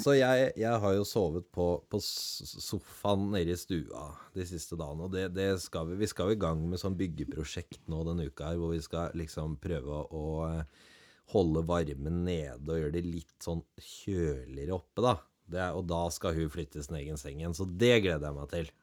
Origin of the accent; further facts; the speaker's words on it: around the Oslo area, Eastern Norway, Norway; also born or lived in Grenland; now in Finnmark, Norway; Jeg har vokst opp eh, rundt i ja, Rundt Oslogryta til og fra to timer